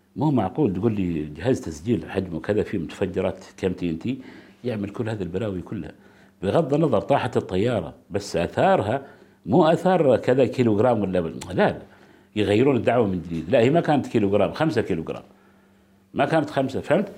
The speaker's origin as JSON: {"language": "Arabic", "country": "Oman", "said": "عندنا في عمان"}